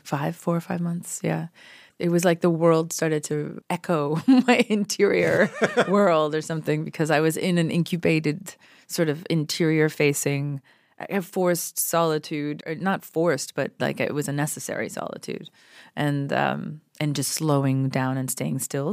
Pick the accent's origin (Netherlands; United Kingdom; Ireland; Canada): Canada; moved away as an adult; also born or lived in Toronto; now in Los Angeles, United States; I'm so Canadian